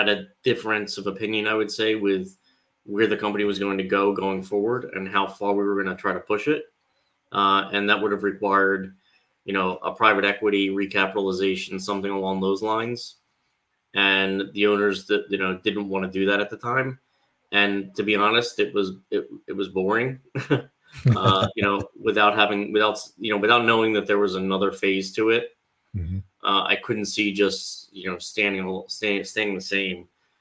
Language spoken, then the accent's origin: English; Cherry Hill, New Jersey, United States; I am from the southern New Jersey area outside Philadelphia. So I grew up in a town called Cherry Hill